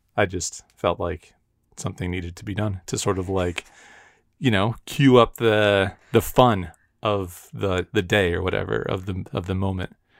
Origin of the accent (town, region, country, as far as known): United States